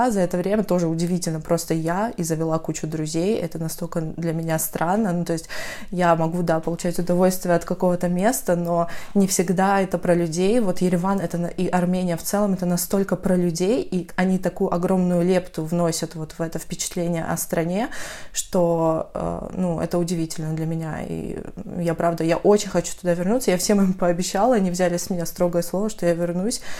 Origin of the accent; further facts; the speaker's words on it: North Caucasus, Russia; now in Armenia; потому что я сама с Кавказа, северного, правда, и, ну, в целом, южная атмосфера и атмосфера маленького города и свежие овощи, когда они не пластиковые, я это все помню со времен школы